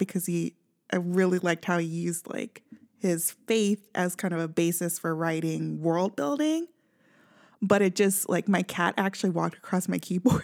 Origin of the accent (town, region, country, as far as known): Kansas City, Missouri, United States; now in Southern California, United States